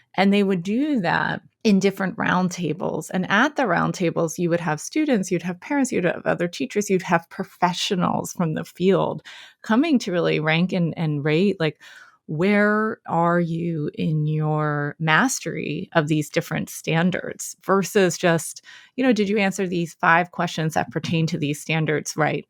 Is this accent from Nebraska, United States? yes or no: no; Philadelphia, Pennsylvania, United States; I'm born and raised in Philadelphia, P A.